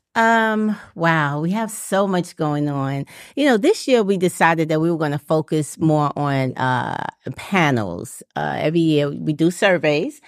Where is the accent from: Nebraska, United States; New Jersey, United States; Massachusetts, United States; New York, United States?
New York, United States; New York City; moved away as an adult; now in Atlanta, United States; I'm from New York City, and we were doing natural here in New York City.